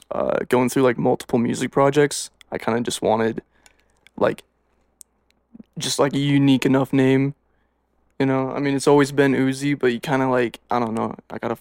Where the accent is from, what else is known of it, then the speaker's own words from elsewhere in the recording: Logan, Utah, United States; I'm originally from here in Logan, Utah